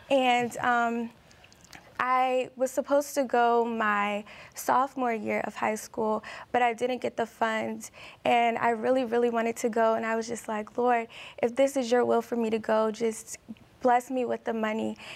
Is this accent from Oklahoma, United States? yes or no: no; Maryland, United States; I am from Maryland.